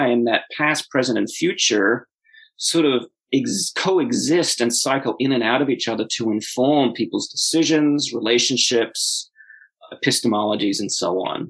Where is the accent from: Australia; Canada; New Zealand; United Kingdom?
Australia; I grew up in Australia in the 1980s